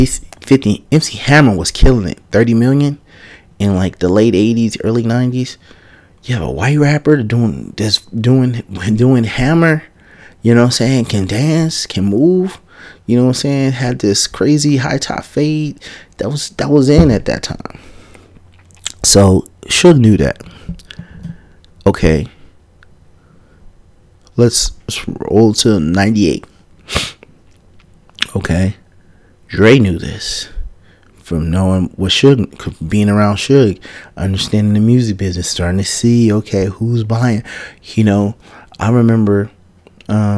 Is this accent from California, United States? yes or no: yes; San Francisco, California, United States; I'm from Fillmore, man. I come from Fillmore